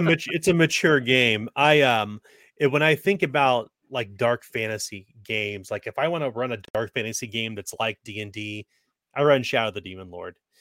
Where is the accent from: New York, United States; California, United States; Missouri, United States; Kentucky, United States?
Missouri, United States; Kansas City; growing up in Kansas City